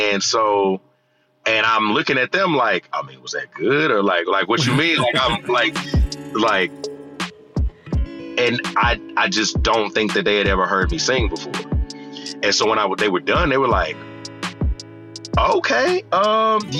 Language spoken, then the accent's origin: English; Houston, Texas, United States; I'm from Houston, Texas